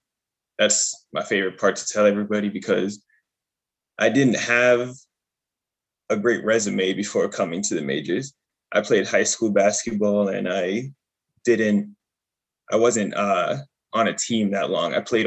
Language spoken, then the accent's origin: English; Worcester, Massachusetts, United States; it felt good because I'm from Worcester. So it felt good to play for, be able to have an opportunity to play for a team that's in Worcester.